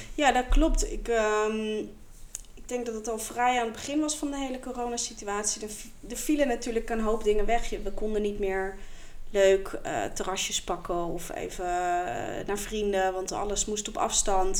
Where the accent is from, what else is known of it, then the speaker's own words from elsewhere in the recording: The Hague, South Holland, Netherlands; Ik kom oorspronkelijk uit Den Haag.